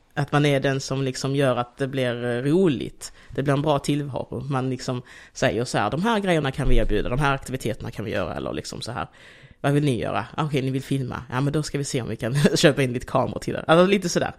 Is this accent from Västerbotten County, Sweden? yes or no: no; Degeberga, Skåne, Sweden; also born or lived in Angola / Malmö; jag är ju uppvuxen mest i Degeberga, eller i Kristianstad kommun